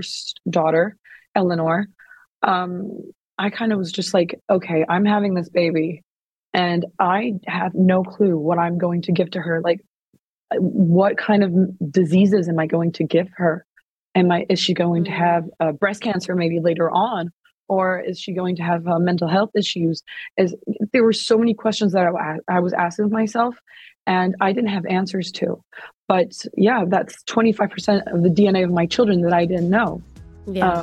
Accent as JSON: {"language": "English", "country": "France", "tie": "born or raised there", "also_born_or_lived": "United States", "said": "I was in France at the time"}